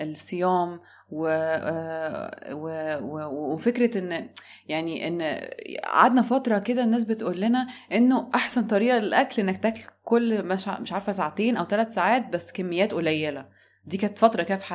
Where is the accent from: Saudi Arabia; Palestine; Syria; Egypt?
Egypt; احنا عندنا في مصر